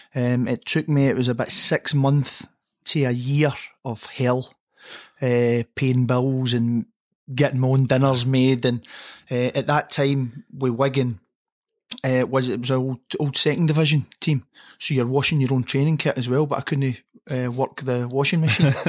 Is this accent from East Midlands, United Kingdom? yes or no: no; Motherwell, Scotland, United Kingdom; growing up in Motherwell, under the floodlights at Motherwell